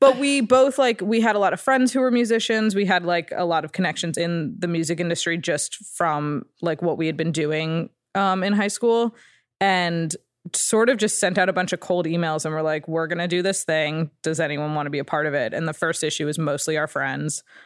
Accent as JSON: {"language": "English", "town": "Ridgewood", "region": "New Jersey", "country": "United States", "tie": "born or raised there", "moved": "yes", "said": "It's called Ridgewood, New Jersey"}